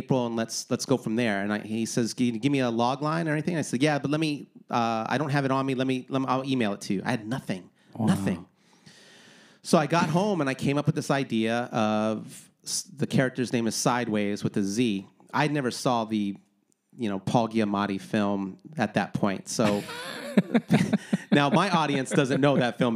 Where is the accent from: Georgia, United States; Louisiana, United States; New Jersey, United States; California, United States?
California, United States; Wilmington; A place where I grew up in Wilmington